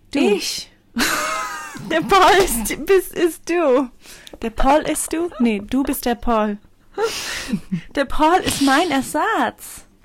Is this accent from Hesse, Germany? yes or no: no; Bavaria, Germany; accent: Franconian; Willkommen in der Kindheit. Wir kommen nämlich aus Franken.